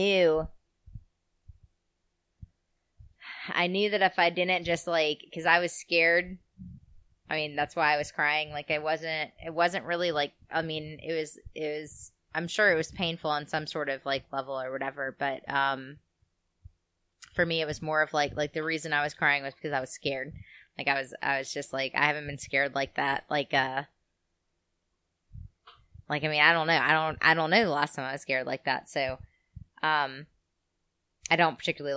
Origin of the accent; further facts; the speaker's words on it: Nashville, Tennessee, United States; I was growing up in Nashville